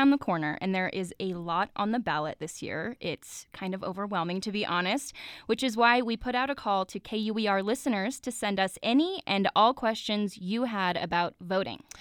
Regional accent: Centerville, Utah, United States; I'm from Centerville, Utah.

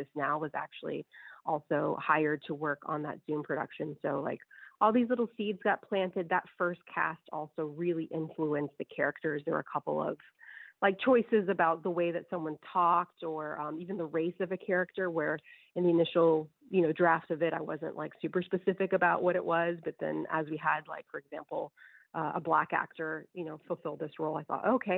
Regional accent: United States; I'm an American woman who only speaks a tiny bit of Spanish

